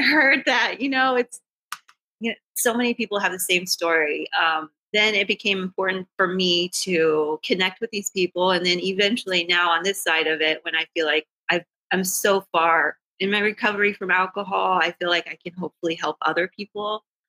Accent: South Texas, United States; moved away as an adult; also born or lived in Austin, Texas / Northern New Jersey; I'm from Texas, originally from South Texas

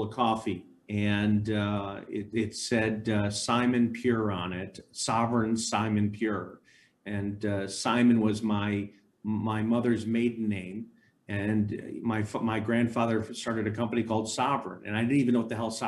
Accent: Chicago, Illinois, United States; I grew up in Chicago

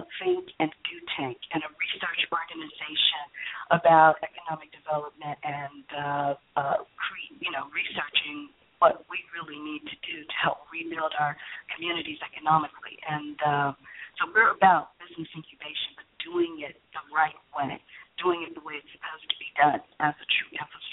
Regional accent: Chicago, Illinois, United States; now in California, United States; I'm in California right now, but I'm originally from Chicago, Illinois.

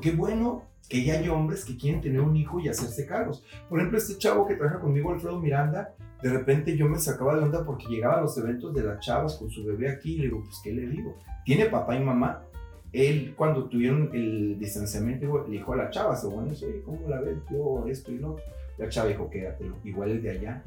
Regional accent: Ciudad Juárez, Chihuahua, Mexico; moved away as an adult; also born or lived in Mexico City / Guadalajara; now in Puerto Vallarta, Mexico; no nací en Ciudad Juárez, me parió en Chihuahua y crecí en Ciudad Juárez.

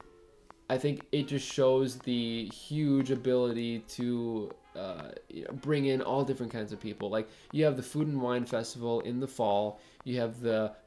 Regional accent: Brookfield, Wisconsin, United States; I said Brookfield, Wisconsin

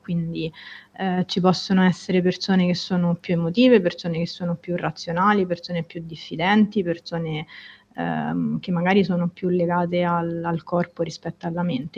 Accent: Rome, Lazio, Italy; now in Florence, Italy; Sono romana

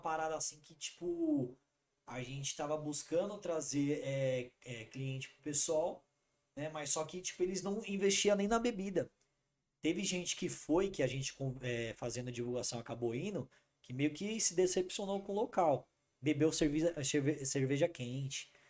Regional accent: Brazil; eu sou da Zona Norte.

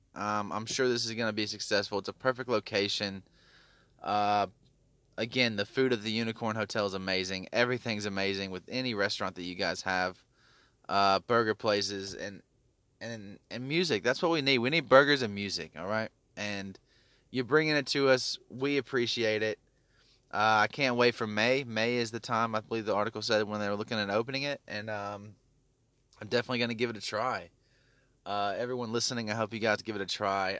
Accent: Memphis, Tennessee, United States; now in Sydney, Australia; I come from Memphis, Tennessee

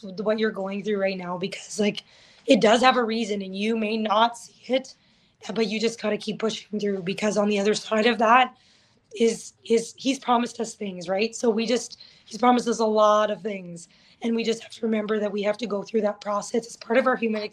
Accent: Thorhild, Alberta, Canada; also born or lived in Lakeland area, Alberta; I live in Thorhild. That's where my home is, my hometown.

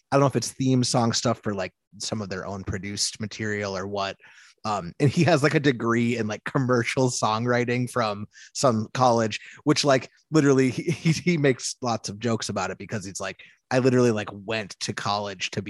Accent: Midwest, United States; And I'm from, I'm from the Midwest

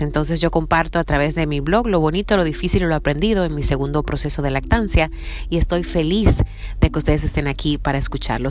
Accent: Dominican Republic; now in Seattle, United States; Soy dominicana y vivo en Seattle

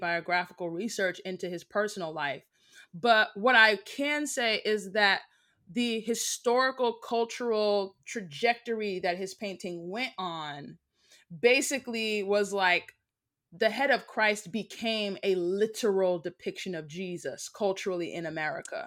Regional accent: United States; I am American. I'm Black American. Um, my family is all pretty much from here, from the States.

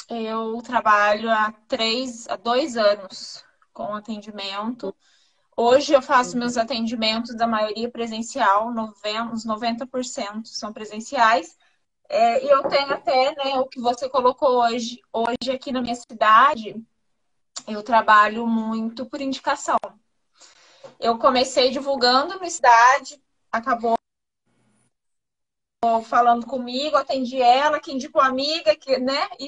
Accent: São Paulo, Brazil; eu sou do interior de São Paulo.

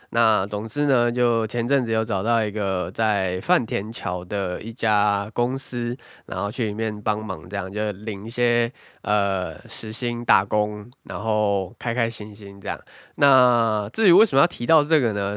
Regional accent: Taiwan; moved away; 身为一个台湾人

